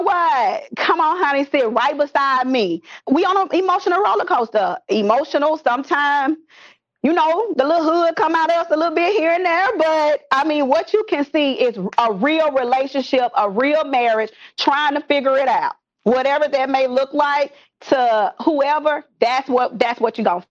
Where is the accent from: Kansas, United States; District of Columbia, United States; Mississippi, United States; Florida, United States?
Mississippi, United States; Pelahatchie; I'm from Pilahatchee